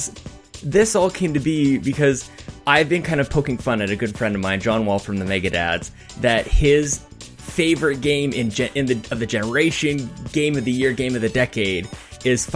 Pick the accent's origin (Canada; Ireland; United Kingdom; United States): Canada; I'm Canadian